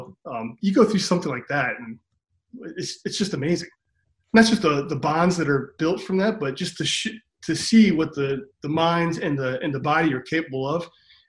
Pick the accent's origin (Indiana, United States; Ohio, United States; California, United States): Ohio, United States; Cleveland; Cleveland, Ohio.